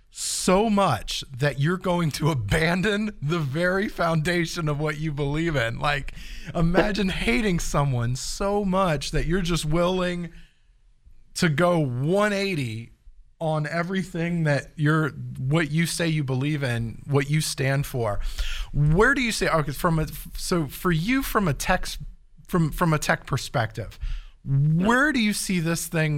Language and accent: English; Fresno, California, United States; now in San Francisco, United States; I was born in Fresno too.